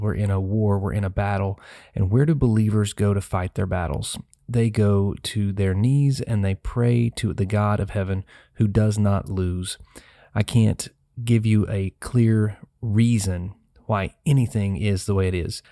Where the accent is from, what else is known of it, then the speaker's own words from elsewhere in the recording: Tennessee, United States; the city of Nashville, my home state